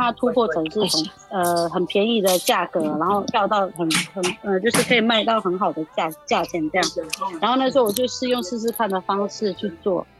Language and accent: Chinese; Majia, Pingtung County, Taiwan; moved away as an adult; 我从小生长在部落里，所以我希望能够有一天回到部落里面